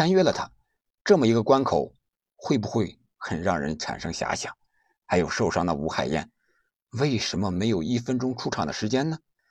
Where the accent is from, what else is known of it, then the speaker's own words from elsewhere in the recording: China; 我们是中国人，